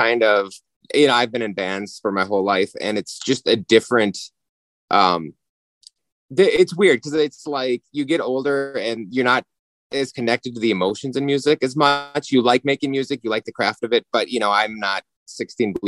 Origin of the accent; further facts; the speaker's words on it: Minnesota, United States; we're from Minnesota